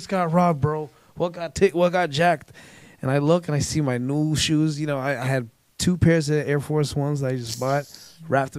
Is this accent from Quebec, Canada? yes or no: no; Toronto, Ontario, Canada; I'm from Scarborough